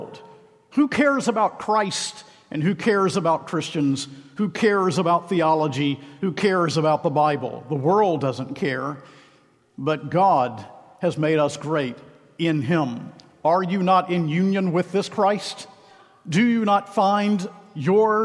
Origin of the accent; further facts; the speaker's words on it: Macon, Georgia, United States; my hometown, Macon, Georgia